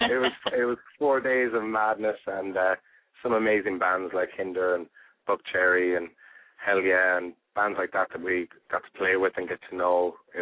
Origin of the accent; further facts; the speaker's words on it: Ireland; also born or lived in Spain; We're an Irish band, but we met out in there's a tourist area of Spain that had a lot of live music in the area, and we kind of got together and jammed, and then we moved from there to Ireland and made our name in Ireland.